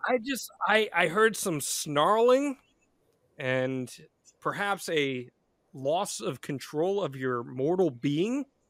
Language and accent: English; Jackson, New Jersey, United States; I grew up near Six Flags Great Adventure here in Jackson, New Jersey.